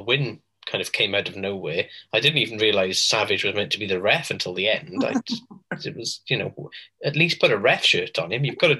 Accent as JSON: {"language": "English", "region": "Wales", "country": "United Kingdom", "said": "we are Welsh."}